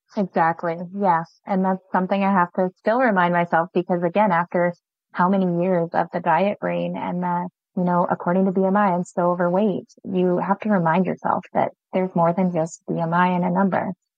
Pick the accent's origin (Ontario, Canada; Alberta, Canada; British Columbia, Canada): Alberta, Canada; moved away as an adult; also born or lived in Saskatchewan; now in Kerrobert, Canada; I'm actually originally from Alberta but my husband is in Saskatchewan here